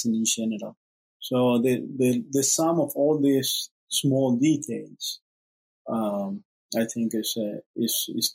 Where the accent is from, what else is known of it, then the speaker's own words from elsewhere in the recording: Uruguay; moved away; I'm originally from Uruguay